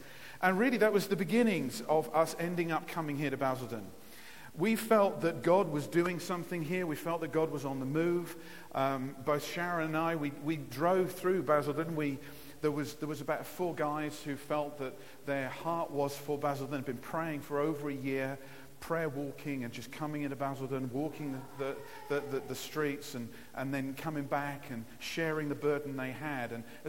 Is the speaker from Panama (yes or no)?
no; Nigeria; also born or lived in Lowestoft, England; I grew up in Africa. I was born in Lowestoft and went out to Nigeria when I was about 3 years old and spent 23 years growing up in Africa.